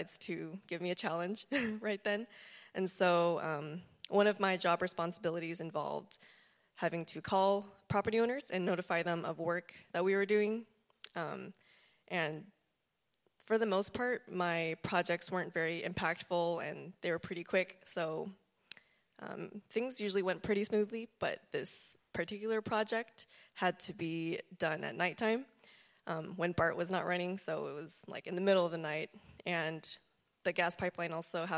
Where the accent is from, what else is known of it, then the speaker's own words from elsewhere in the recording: Fremont, California, United States; also born or lived in Davis, California; I grew up in Fremont and left for a little bit to go to college at UC Davis.